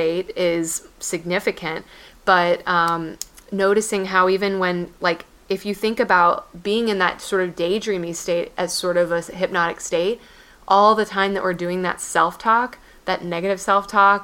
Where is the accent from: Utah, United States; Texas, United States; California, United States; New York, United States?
Texas, United States; also born or lived in Tennessee; my hometown of Texas probably has zero, or hometown in Texas